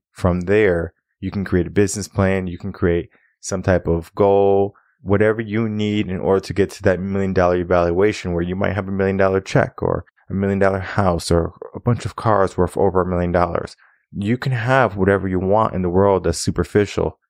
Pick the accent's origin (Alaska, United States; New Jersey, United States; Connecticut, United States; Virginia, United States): Connecticut, United States; now in Texas, United States; I come from Connecticut